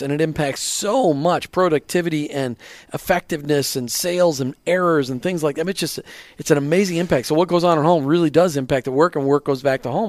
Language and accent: English; Minnesota, United States; moved away; I grew up in Minnesota where the, everything's flat